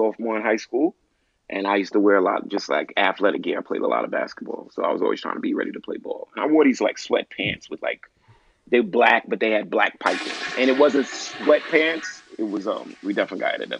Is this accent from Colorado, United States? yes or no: no; Brooklyn, New York, United States; I'm from Brooklyn